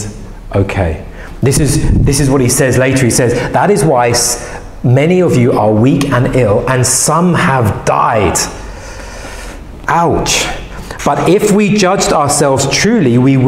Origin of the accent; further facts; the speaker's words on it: England, United Kingdom; English people